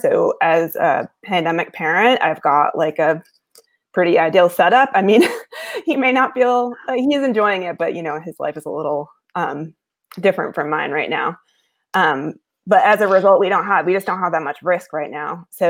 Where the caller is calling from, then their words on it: Athens, Ohio, United States; So I'm calling from Athens, Ohio, which is where I live, and I haven't left since March.